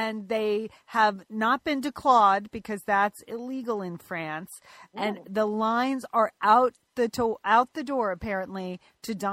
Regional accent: Pasadena, California, United States; Pasadena, my hometown

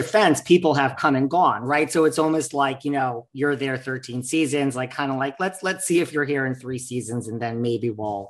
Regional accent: New York, United States; I'm a New Yorker, tried and true.

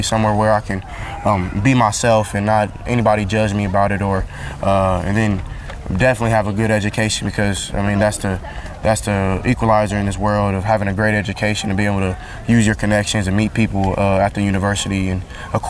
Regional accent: California, United States; the same place I come from, and they understand how it is growing up in California

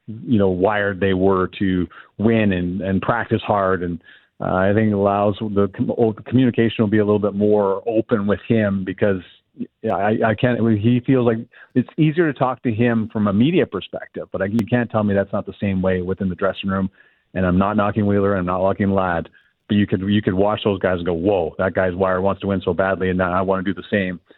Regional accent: Canada; like I just we're so Canadian.

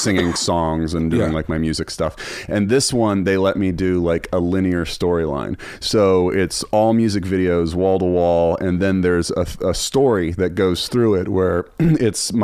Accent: Charlottesville, Virginia, United States; I started a public access show in my hometown of Charlottesville, which is now famous.

